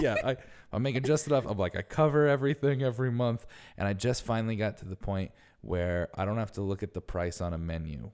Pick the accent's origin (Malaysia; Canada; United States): United States; Northeast; also born or lived in New York City; now in New York, United States; growing up in the Northeast, like, we had winter and it snowed all the time